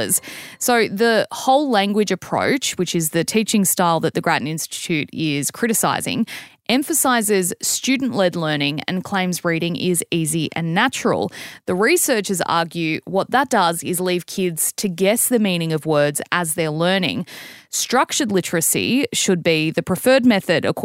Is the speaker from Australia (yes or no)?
yes; Australia; as an Aussie